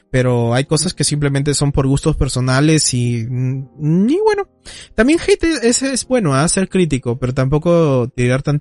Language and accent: Spanish; Peru; yo no soy mexicano, yo soy peruano.